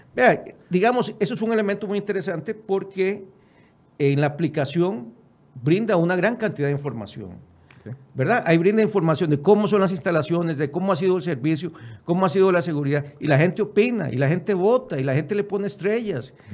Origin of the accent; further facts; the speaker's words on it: Costa Rica; nosotros como costarricenses